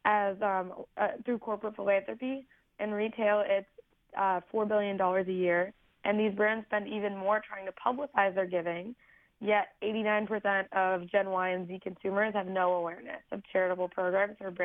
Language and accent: English; Cleveland, Ohio, United States; I'm from Cleveland, and I'd started an environmental nonprofit